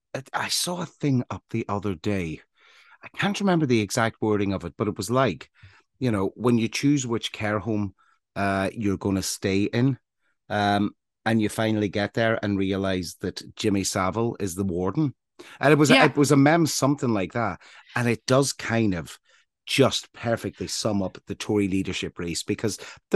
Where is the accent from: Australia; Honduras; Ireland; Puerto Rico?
Ireland; now in England, United Kingdom; I grew up in Ireland in a time when we all fought against one common cause